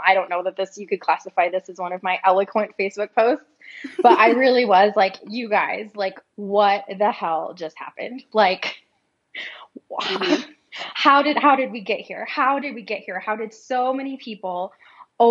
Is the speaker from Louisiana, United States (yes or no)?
no; South Dakota, United States; I was born in South Dakota and I grew up going to a North American Baptist church